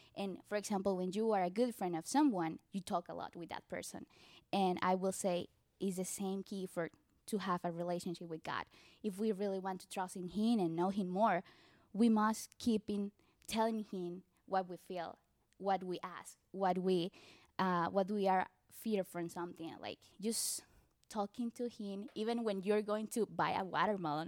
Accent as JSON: {"language": "English", "town": "Barranquilla", "region": "Atlántico", "country": "Colombia", "also_born_or_lived": "Mexico", "first_language": "Spanish", "second_language": "English", "moved": "as an adult", "said": "I'm from Barranquilla, Colombia. Uh, we speak Spanish, definitely"}